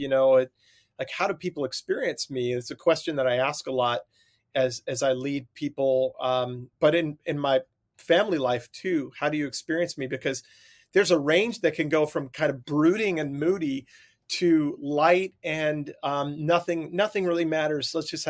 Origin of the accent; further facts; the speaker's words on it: Long Island, New York, United States; I grew up on Long Island during the, you know, but maybe pre-Seinfeld days, but like a kind of Long Island, New York sense of humor.